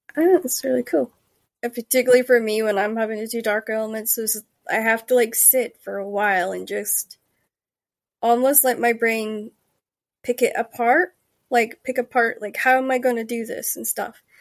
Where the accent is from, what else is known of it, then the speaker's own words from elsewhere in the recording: Denmark; when I grew up in Jutland, we were, like, the last to get internet